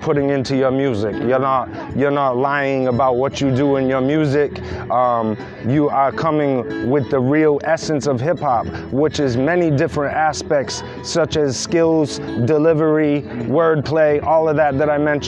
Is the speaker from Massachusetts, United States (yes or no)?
yes; New Bedford, Massachusetts, United States; I come from New Bedford, Massachusetts